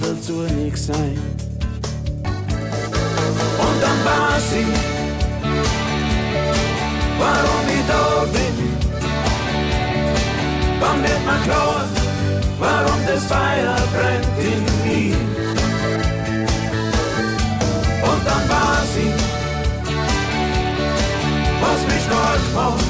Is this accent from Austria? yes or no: yes; Styria, Austria; accent: Styrian; first language Styrian (Austrian German dialect); English is a second language; Styrian is my mother language. It's an Austrian dialect.